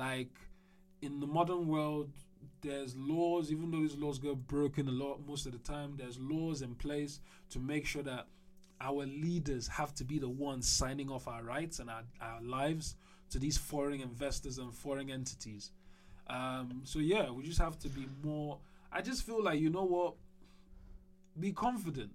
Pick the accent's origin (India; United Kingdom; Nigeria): Nigeria; As a Nigerian